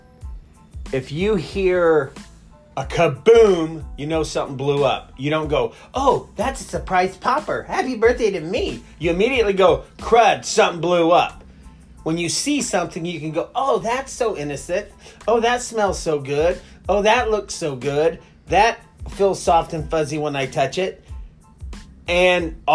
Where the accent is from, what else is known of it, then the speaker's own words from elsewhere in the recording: Nebraska, United States; growing up in Nebraska